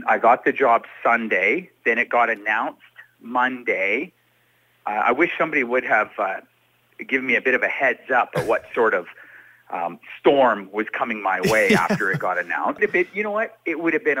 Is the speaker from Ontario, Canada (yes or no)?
no; Edmonton, Alberta, Canada; now in Red Deer, Canada; being a guy that grew up in Edmonton. You know, this is my hometown